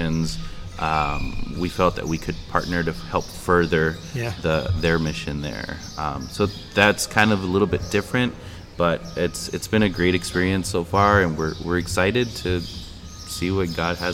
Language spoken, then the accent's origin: English; Eagle Pass, Texas, United States; moved away as an adult; also born or lived in Nashville / Chicago; now in Piedras Negras, Mexico; We were both born here in Piedras Negras, right here, just a couple miles from where we are now. But we grew up in Eagle Pass